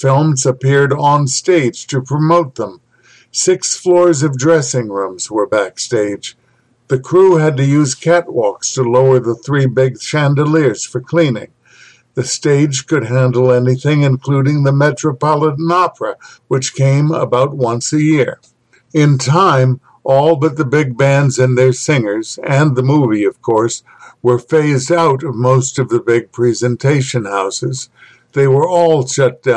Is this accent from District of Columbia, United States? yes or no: yes; Washington, District of Columbia, United States; my hometown, Washington, D.C.